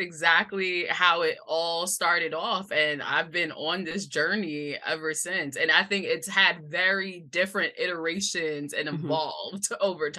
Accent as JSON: {"language": "English", "town": "New York City", "region": "New York", "country": "United States", "tie": "born or raised there", "said": "I'm born and raised in Brooklyn, New York. New York is my home through and through."}